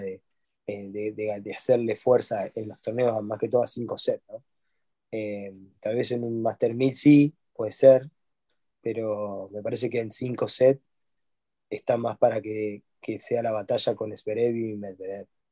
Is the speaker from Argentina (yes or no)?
yes; Argentina